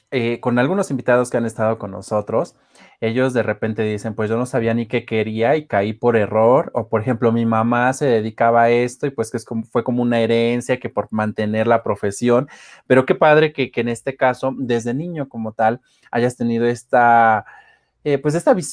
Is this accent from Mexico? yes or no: yes; Mexico; ha hecho que nosotros como mexicanos valoremos aún más estas tradiciones.